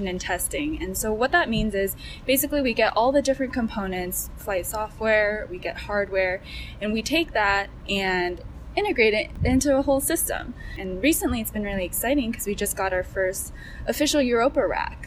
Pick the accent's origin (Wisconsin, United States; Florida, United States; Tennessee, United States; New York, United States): Florida, United States; Orlando; now in Pasadena, United States; I'm from Orlando, Florida.